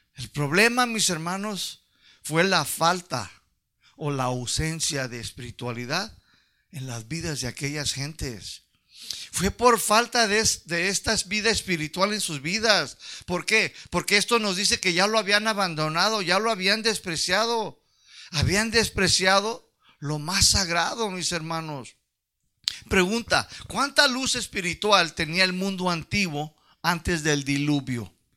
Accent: United States; accent: pocho; Mi español no lo domina las palabras largas soy un pocho, un chicano

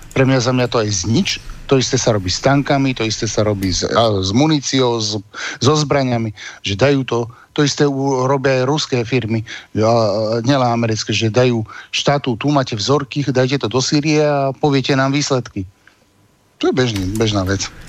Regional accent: Slovakia; sme ako Slováci to dosť zažili

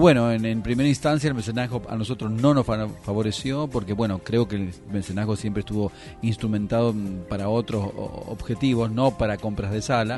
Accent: Mendoza, Argentina; moved away as an adult; now in Buenos Aires, Argentina; yo vengo de Mendoza, estudié en la Universidad Nacional de Cuyo

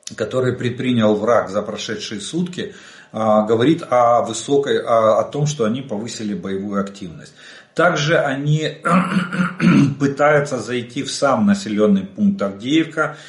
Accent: Ukraine; мы из Украины

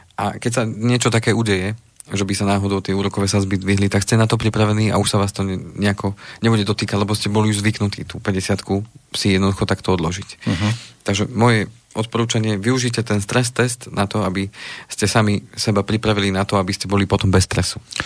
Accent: Slovenská Ľupča, Banská Bystrica Region, Slovakia; tam, odkiaľ pochádzam zo Slovenskej Lúbče

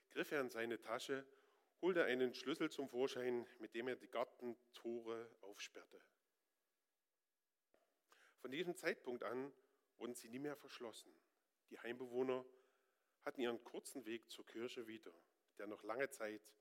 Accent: Northern Germany, Germany; Ich bin da überhaupt und sowieso recht stur. Ich bin Norddeutscher. Ich muss da gar nichts.

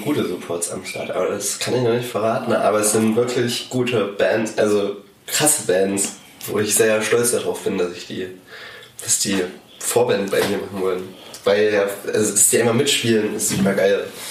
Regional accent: a small village near Zwickau, Saxony, Germany; moved away as an adult; now in Dresden, Germany; ich komme ursprünglich aus einem kleinen Dorf bei Zwickau

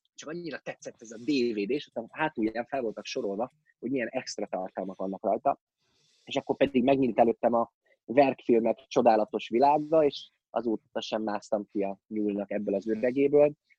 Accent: Miskolc, Borsod-Abaúj-Zemplén, Hungary; born or raised there; moved away as an adult; also born or lived in Budapest

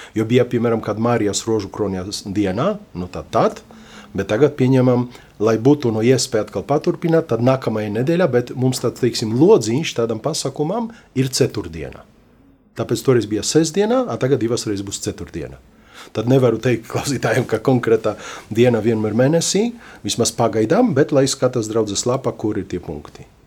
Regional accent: Lublin, Lublin Voivodeship, Poland; now in Latvia; Ljublinā, jā, Polijā, no kurienes es esmu

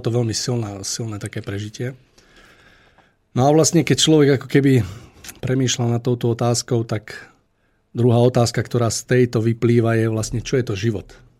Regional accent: Liptovský Mikuláš, Žilina Region, Slovakia; u nás v Mikuláši

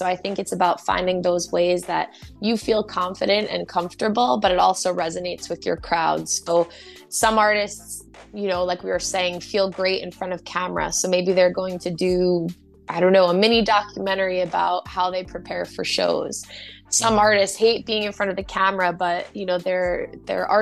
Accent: United States; as an American

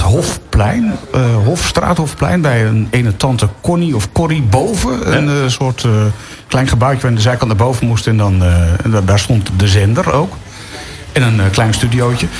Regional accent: Leiden, South Holland, Netherlands; moved away; also born or lived in Gooi; Ik kwam namelijk uit Leiden

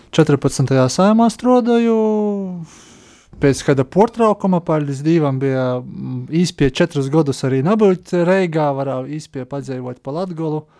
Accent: Bukmuiža, Krāslava Municipality, Latgale, Latvia; Es pats esmu no Bukmaņas, no Bukmaņas draugs. Ņūļā tas ir Kroslavas novads, savulaik Dagdas novads.

